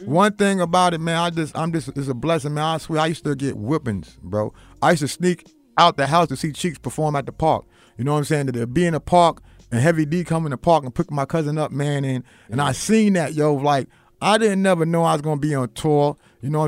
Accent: New York City, New York, United States; I'm from Queens

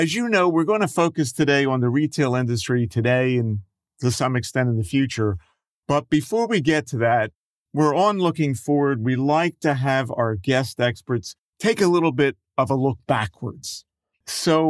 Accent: Philadelphia, Pennsylvania, United States; being a child, growing up in Philadelphia.

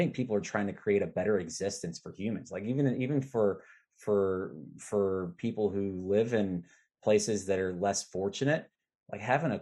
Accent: Arkansas, United States; I'm from Arkansas

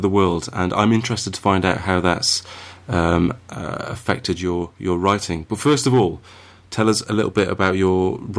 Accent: United Kingdom; We're both British.

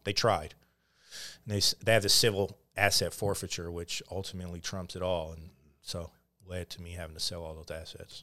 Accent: Oakland, California, United States; also born or lived in Montana; born and raised in Oakland

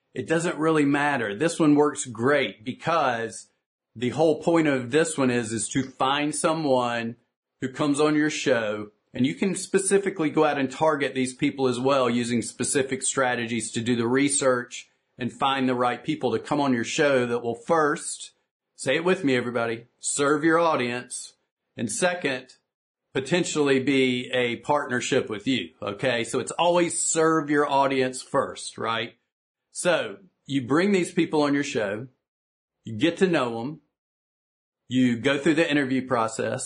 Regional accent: the South, United States; I'm from the South here in the United States where we tend to speak one minute sentences

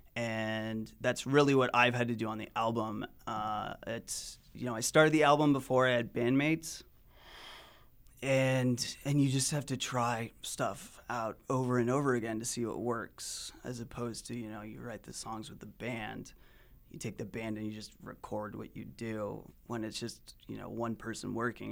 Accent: Salt Lake City, Utah, United States; moved away; I'm from Utah, Salt Lake City originally, and I left for about a decade and came back

